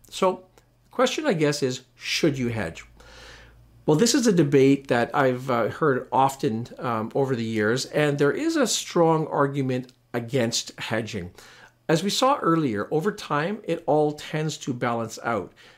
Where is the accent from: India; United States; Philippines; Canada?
Canada; as a Canadian investor